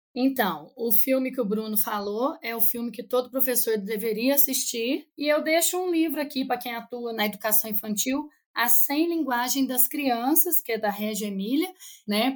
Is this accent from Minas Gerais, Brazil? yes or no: yes; Cambuquira, Minas Gerais, Brazil; also born or lived in Três Corações; Eu não sou de Três Corações, sou de Cambuquira, uma cidade vizinha